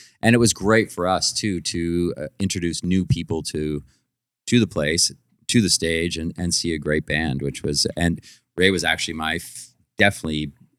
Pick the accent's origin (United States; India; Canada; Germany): Canada; Orillia, Ontario; I grew up in Aurelia, like Aurelia was, I don't know, maybe 18 or 20,000 people.